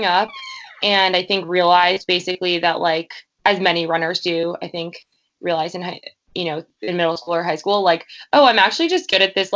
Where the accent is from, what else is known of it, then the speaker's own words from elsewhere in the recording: Glen Cove, New York, United States; also born or lived in Montauk, New York; I grew up sort of in Glen Cove, sort of in Montauk.